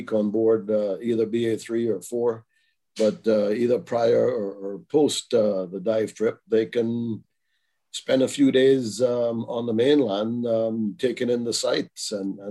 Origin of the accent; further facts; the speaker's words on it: Belize; also born or lived in Kansas City; I was born in Belize, as was my dad and his dad. So, you know, we've been here a long, long time.